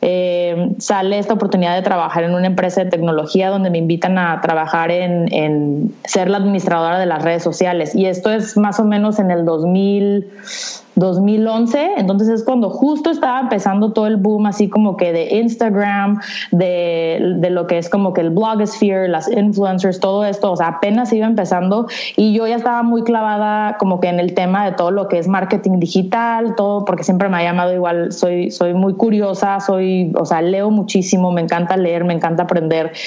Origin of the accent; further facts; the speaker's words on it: San Diego, California, United States; now in Tijuana, Mexico; vivo en Tijuana, aunque nací en San Diego, entonces estoy ubicada en la frontera de San Diego-Tijuana